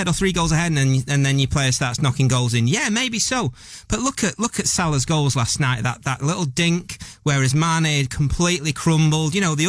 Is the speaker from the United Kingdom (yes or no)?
yes; Manchester, North West England, United Kingdom; They won't know I'm from Manchester.